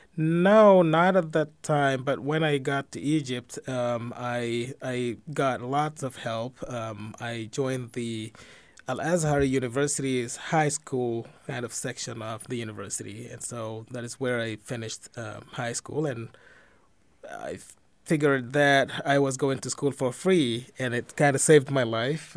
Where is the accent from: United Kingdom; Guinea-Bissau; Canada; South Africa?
Guinea-Bissau; also born or lived in Israel; now in Dubuque, United States; I was born and raised in Guinea-Bissau in West Africa